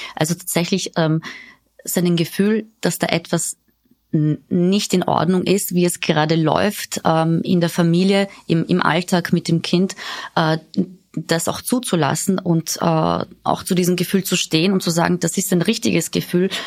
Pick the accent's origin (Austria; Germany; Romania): Austria; hier bei uns in Österreich